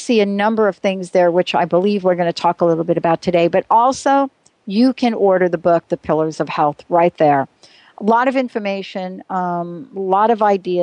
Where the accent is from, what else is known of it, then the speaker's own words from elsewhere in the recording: New York, United States; I was an active kid. I grew up in New York.